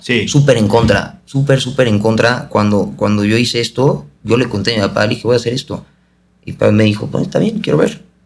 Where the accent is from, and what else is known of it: Mexico